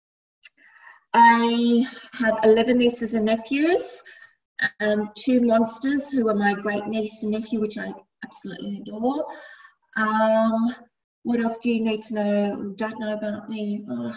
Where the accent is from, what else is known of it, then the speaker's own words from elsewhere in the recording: Sydney, New South Wales, Australia; Born and bred in Redfern, which is why I named my brand Redfern